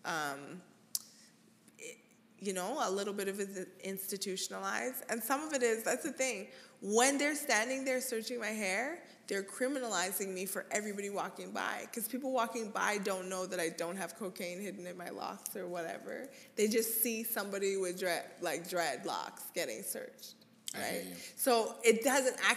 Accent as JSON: {"language": "English", "country": "Canada", "tie": "born or raised there", "said": "growing up in Canada"}